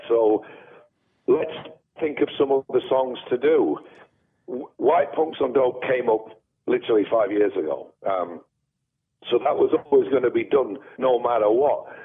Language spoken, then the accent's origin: English; Sheffield, Yorkshire and the Humber, United Kingdom; Growing up in Sheffield in the seventies